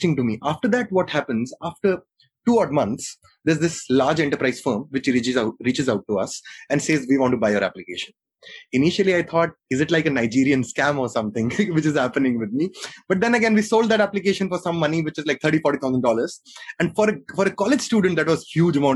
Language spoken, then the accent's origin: English; Jammu, Jammu and Kashmir, India; born and brought up in Jammu